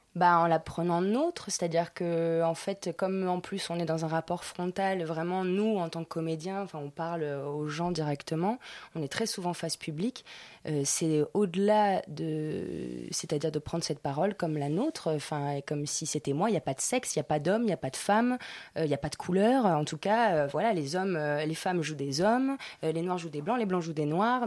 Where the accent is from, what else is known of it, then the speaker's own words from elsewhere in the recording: Nice, Provence-Alpes-Côte d'Azur, France; accent: niçois; moved away; also born or lived in Argentina / Paris; je suis née en Argentine, mais après j'ai habitué à Nice, j'ai fait du niçois